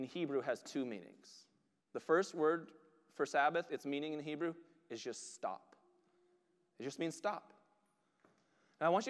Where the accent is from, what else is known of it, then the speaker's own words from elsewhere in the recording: United States; we are Western American Christians